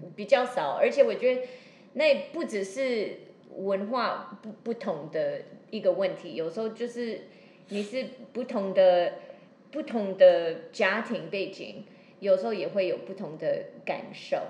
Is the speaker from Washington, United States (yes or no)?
yes; Seattle, Washington, United States; Chinese is a second language; now in Taiwan; 我又是西雅图人